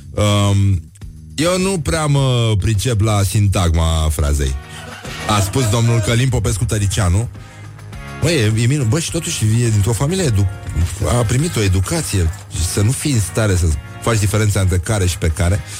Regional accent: Gura Teghii, Buzău County, Romania; sunt din Gura Teghi

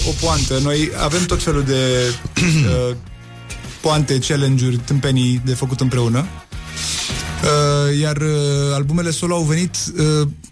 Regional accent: Bucharest, Romania; also born or lived in Cluj; cartierul Pantelimon, de unde sunt eu de origine

